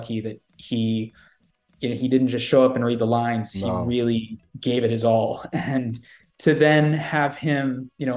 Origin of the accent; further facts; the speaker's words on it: Jacksonville, Florida, United States; Jacksonville, Florida, which is my hometown